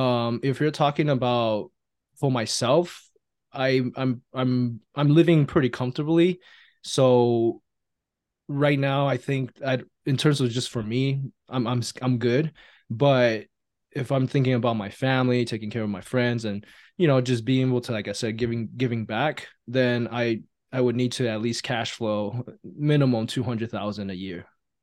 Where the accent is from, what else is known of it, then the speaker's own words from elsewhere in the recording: Taiwan; now in United States; I'm an immigrant from Taiwan, and they brought us over to America to, you know, give us the opportunity to live out the American dream.